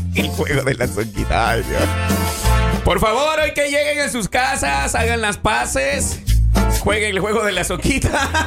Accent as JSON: {"language": "Spanish", "country": "El Salvador", "also_born_or_lived": "Mexico", "moved": "yes", "said": "para nosotros en El Salvador, esa palabra significa una perrita."}